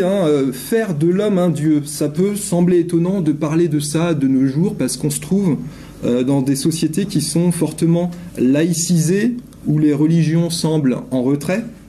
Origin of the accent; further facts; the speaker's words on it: France; je suis un Français qui vient parler en Suisse